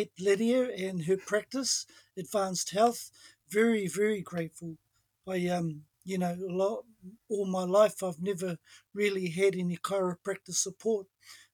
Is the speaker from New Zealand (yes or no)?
yes; New Zealand; I'm from Ngāti Tūwhare tō me Ngā Puhi, which is Taupō Lakes and up north.